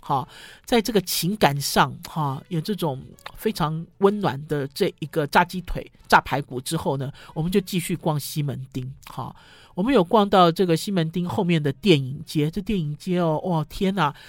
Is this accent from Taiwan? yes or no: yes; Taipei, Taiwan; 因为我们哦一路走来都在这里长大生长，走来走去